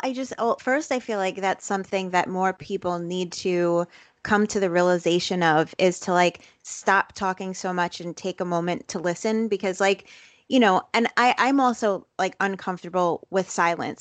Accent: New York City, New York, United States; I grew up in Brooklyn, in Bensonhurst, Brooklyn

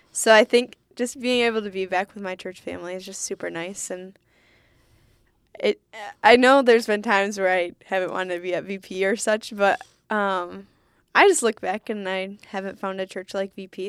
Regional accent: Holland, Michigan, United States; moved away as an adult; also born or lived in Ann Arbor, Michigan; I grew up in Holland

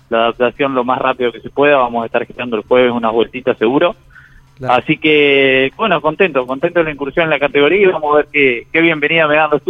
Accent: Alberdi, Argentina; a toda la gente de Alberdi, en mi pueblo, mi novia, con mi familia

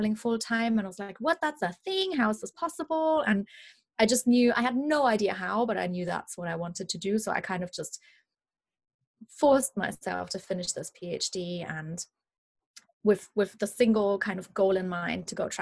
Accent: Munich, Bavaria, Germany; English is a second language; moved away as an adult; also born or lived in London; I am originally from Germany. That's why I have a bit of a funny accent, in case anybody's wondering where that's coming from. I'm from Munich in Germany

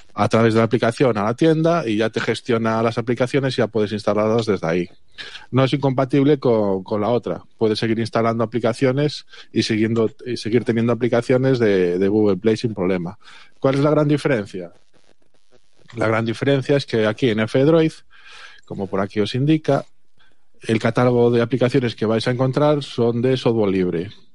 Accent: Galicia, Spain; el resto somos de Galicia

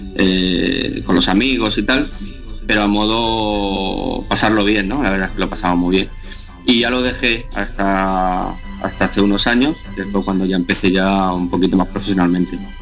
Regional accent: La Unión, Region of Murcia, Spain; moved away as an adult; also born or lived in Cartagena / Barcelona; Yo soy natural de Cartagena. Pues- eh, yo, aunque nací en Cartagena, he vivido toda la vida en, la ciudad de La Unión. Está a 8 kilómetros de aquí de Cartagena.

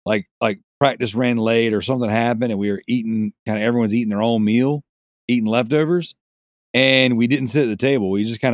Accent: Australia; There you go. I'm Australian. I can make my own rule.

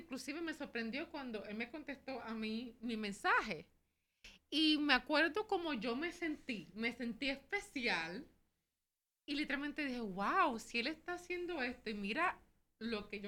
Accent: Puerto Rico; soy boricua también, aquí estamos desde San Juan

